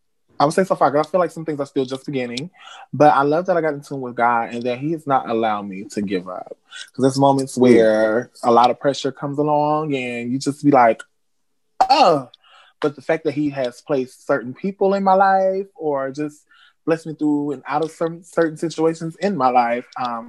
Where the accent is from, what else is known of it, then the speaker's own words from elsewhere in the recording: Robbins, Illinois, United States; also born or lived in Racine, Wisconsin; I am from Racing, Wisconsin. That's where I was born, but I'm from a small town, a village called Robbins, Illinois. So that's where I'm from. Born and raised. Well, raised